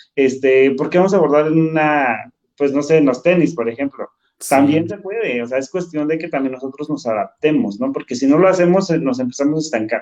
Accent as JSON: {"language": "Spanish", "town": "San Pablo", "region": "Hidalgo", "country": "Mexico", "tie": "born or raised there", "moved": "as an adult", "lives_now": "Mexico City, Mexico", "said": "tomé la decisión de irme a mi comunidad, a San Pablo. Cuando me voy a mi pueblo"}